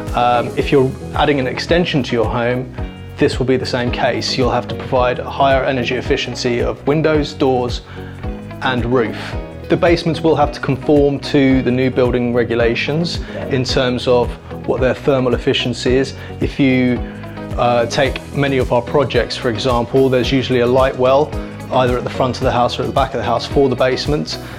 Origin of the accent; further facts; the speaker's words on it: London, United Kingdom; I grew up in West Kensington, so I know the area very well.